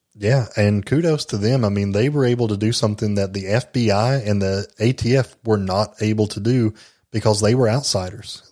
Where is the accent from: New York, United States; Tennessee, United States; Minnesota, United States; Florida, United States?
Tennessee, United States; Jellico; my hometown, Jellicoe